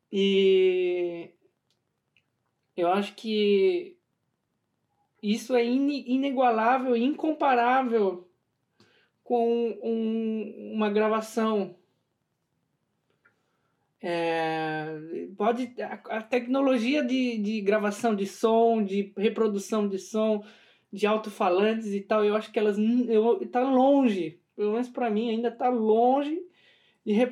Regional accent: São Paulo, Brazil; eu, por exemplo, nasci em São Paulo, né, capital.

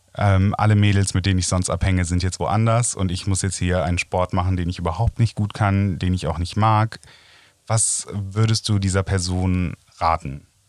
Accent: Rhineland, Germany; Ich als Rheinländer

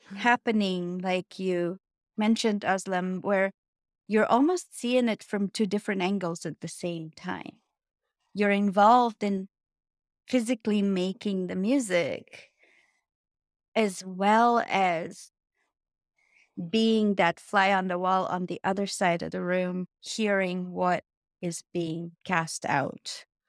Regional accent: Bulgaria; moved away; my home country is Bulgaria. And I was cast in a children's program. And I was pre pre first grade because we started first grade at 7 back then

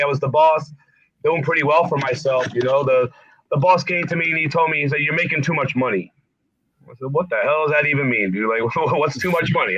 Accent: Essex County, North New Jersey, United States; also born or lived in Nutley, New Jersey; growing up in Essex County, you know, where you know we lived in in North New Jersey

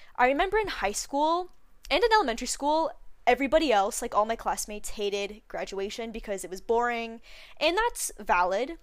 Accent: Canada; where I live, 'cause I'm from Canada

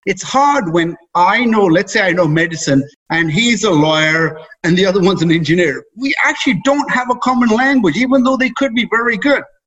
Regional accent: England, United Kingdom; moved away as an adult; now in Canada; I was raised in England, brought up there, did all my schooling there. In my early 20s, decided to leave there to come to Canada.

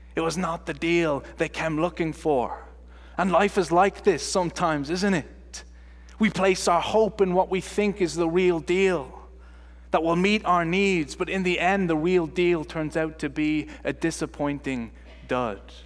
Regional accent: Ireland; moved away; I am from Ireland, and they don't teach you this accent at Calvin Seminary, that's for sure

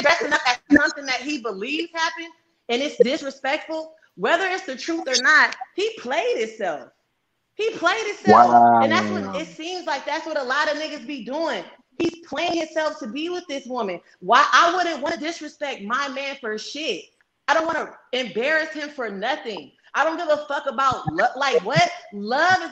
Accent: East Palo Alto, California, United States; I'm from East Palo Alto. I'm from the Bay Area.

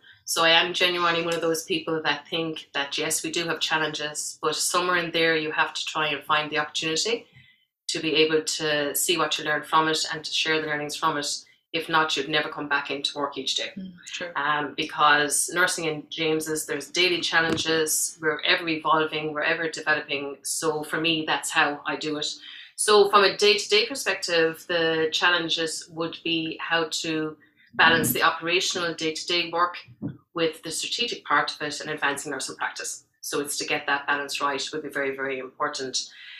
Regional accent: Saudi Arabia; I did all my growing up in Saudi Arabia and thoroughly enjoyed it.

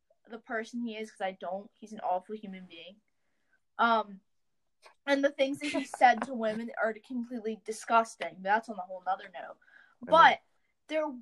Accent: United States; as American citizens

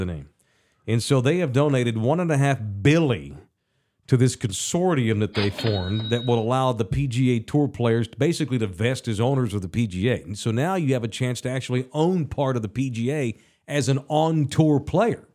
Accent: United States; I'm an American

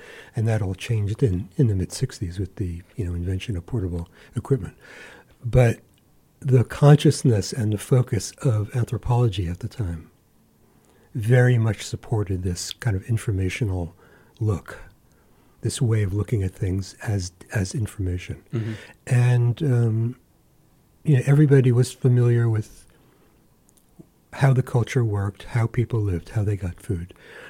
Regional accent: New York, United States; moved away as an adult; now in Alaska, United States; I grew up in New York. And, you know, I come from an immigrant family.

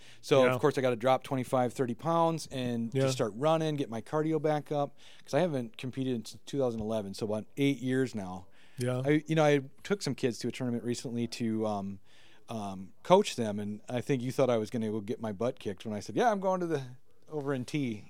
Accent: Luverne, Minnesota, United States; my hometown, Laverne, Minnesota, just across the border.

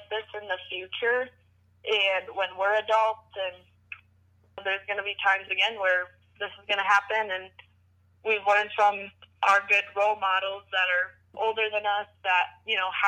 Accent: Wisconsin, United States; it's in my home state.

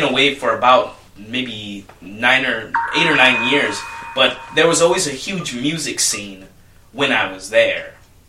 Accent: Chicago suburbs, Illinois, United States

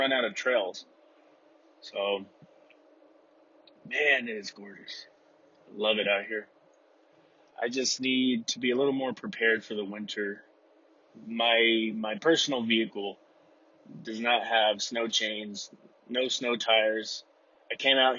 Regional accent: Texas, United States; now in Utah, United States; I'm from Texas

